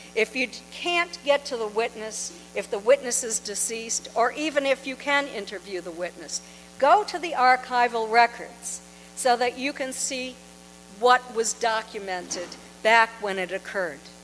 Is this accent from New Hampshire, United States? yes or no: yes; Kingston, New Hampshire, United States; moved away as an adult; also born or lived in Portsmouth, New Hampshire / Exeter, New Hampshire; now in Florida, United States; I now live in Florida. I've been there for seven years, but I was born in Portsmouth. I grew up in Kingston